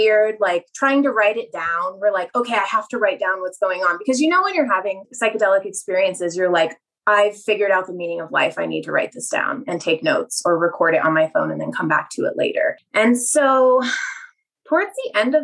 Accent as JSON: {"language": "English", "town": "Mammoth Lakes", "region": "California", "country": "United States", "tie": "born or raised there", "said": "growing up in Mammoth, like at 8,000 feet"}